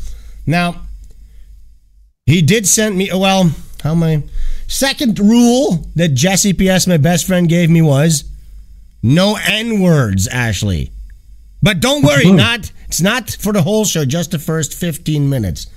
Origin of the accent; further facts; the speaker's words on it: Amsterdam, North Holland, Netherlands; I'm from the Netherlands, guys. I'm from Amsterdam